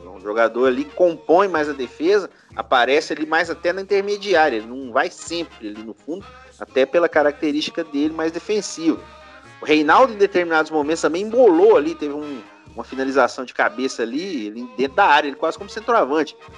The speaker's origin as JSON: {"language": "Portuguese", "region": "São Paulo", "country": "Brazil", "tie": "born or raised there", "moved": "yes", "lives_now": "Minas Gerais, Brazil", "said": "nasci em São Paulo."}